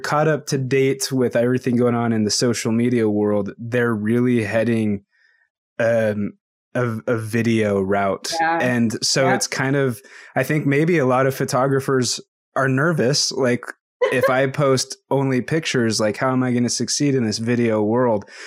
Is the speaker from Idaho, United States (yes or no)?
yes; Idaho, United States; I'm from Idaho